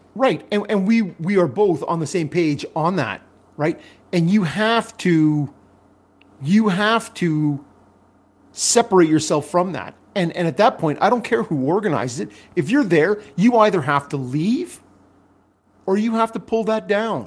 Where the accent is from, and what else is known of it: Canada